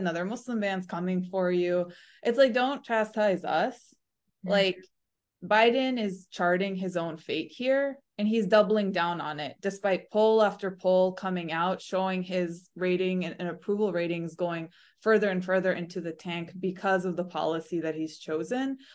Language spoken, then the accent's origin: English; United States; as American voters, as American taxpayers, as American Democrats